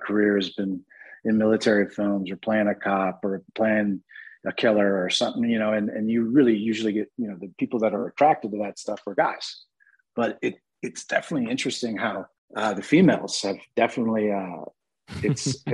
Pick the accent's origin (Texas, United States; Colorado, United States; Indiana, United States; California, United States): California, United States; Santa Barbara; I'm from Santa Barbara